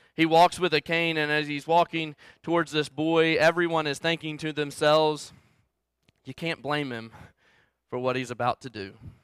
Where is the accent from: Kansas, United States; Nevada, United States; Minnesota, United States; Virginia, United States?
Virginia, United States; Salem; I grew up in Southwest Virginia, um, just however you wanna say it, down the mountain or up the road, um, in Salem, Virginia